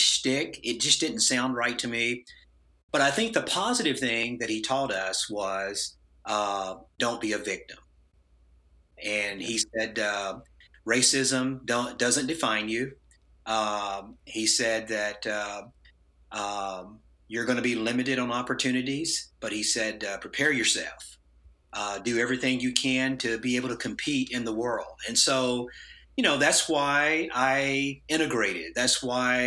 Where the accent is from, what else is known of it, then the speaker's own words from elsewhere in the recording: Tennessee, United States; the town that I grew up in Tennessee